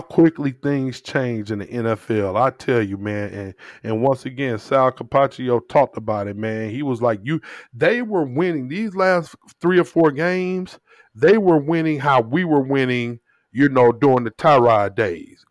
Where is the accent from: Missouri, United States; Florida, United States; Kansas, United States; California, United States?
Missouri, United States; St. Louis; My people from the South and I grew up in Saint Louis